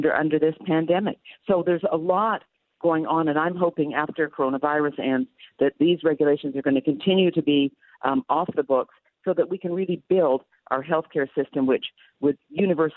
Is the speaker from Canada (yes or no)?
yes; Canada; now in United States; I'm from Canada